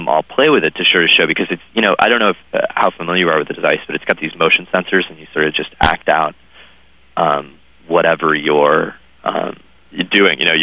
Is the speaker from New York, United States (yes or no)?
no; Waterville, Maine, United States; I grew up in a small town, and there were, like, very sort of well known families that just had, like, tons of people in the family, and they were. You know, I was from Waterville, Maine